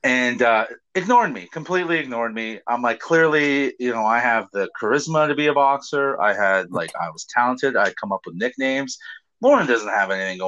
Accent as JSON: {"language": "English", "town": "Hamilton", "region": "Ontario", "country": "Canada", "tie": "born or raised there", "said": "Hamilton, my hometown"}